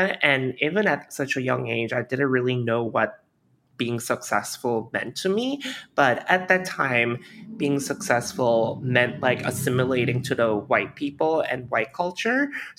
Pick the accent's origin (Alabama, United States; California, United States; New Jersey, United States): Alabama, United States; now in New York, United States; So growing up in Alabama, I didn't really have a lot of diverse exposure of different cuisine, whether that is Asian or not. But me being Korean immigrant, I was always really interested about Asian food.